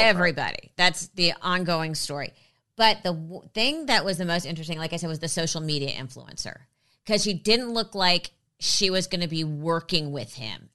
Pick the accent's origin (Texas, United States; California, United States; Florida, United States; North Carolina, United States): California, United States; Los Angeles; also born or lived in New York; I grew up in L A. I've been here since I was three.